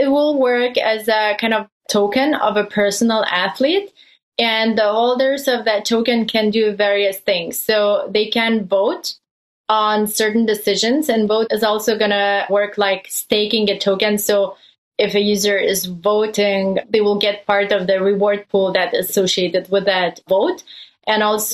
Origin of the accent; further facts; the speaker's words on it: Lithuania; moved away as an adult; also born or lived in Germany / Belgium; I come from Lithuania. We have a strong background in basketball. So I spent my childhood watching NBA games at nighttime